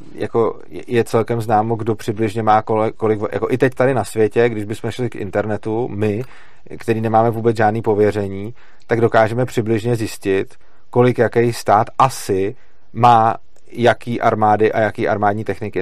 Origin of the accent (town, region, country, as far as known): Czechia